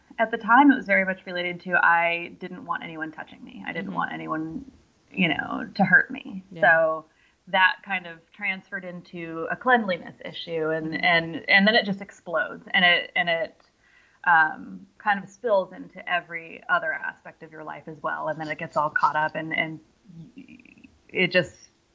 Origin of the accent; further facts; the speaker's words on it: San Francisco, California, United States; I grew up in San Francisco